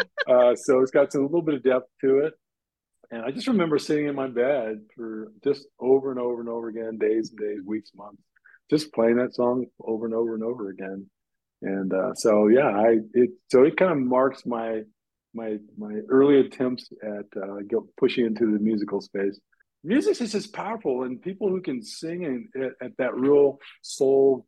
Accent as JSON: {"language": "English", "town": "Bellevue", "region": "Nebraska", "country": "United States", "tie": "born or raised there", "said": "I grew up in Bellevue, Nebraska. Yeah, my dad was in the military, so yep, grew up in Bellevue"}